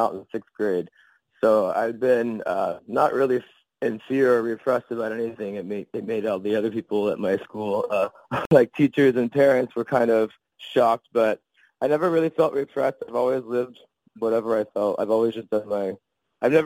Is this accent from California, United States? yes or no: yes; Sacramento, California, United States; I am from Sacramento, California